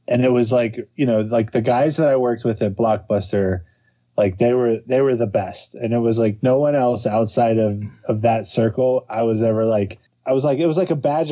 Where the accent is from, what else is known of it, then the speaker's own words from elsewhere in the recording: Cincinnati, Ohio, United States; also born or lived in Los Angeles; I'm from Cincinnati. Like I just have this hometown pride